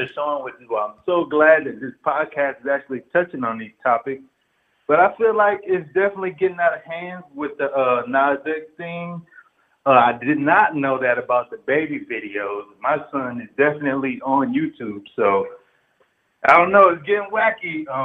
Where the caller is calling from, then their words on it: San Diego, California, United States; I'm calling from San Diego, California